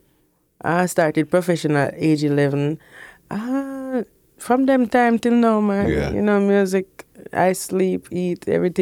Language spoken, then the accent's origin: English; Portmore, Saint Catherine, Jamaica; Boy, I'm going to live at Portmore, and I know. Portmore made me feel like the celebrity that I'm supposed to be, right?